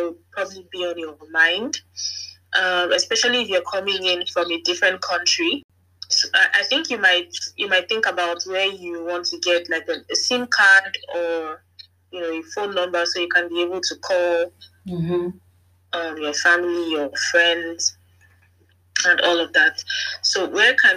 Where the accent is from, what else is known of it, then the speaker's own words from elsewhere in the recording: Nigeria; moved away as an adult; now in Germany; I'm from Nigeria